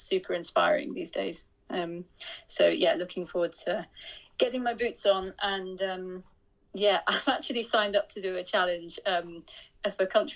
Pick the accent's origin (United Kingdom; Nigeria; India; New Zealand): United Kingdom; northeast of Scotland; I grew up kind of northeast of Scotland